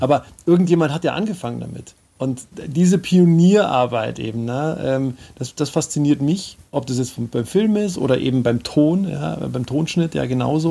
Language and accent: German; Munich, Bavaria, Germany; ich bin Münchner Kindel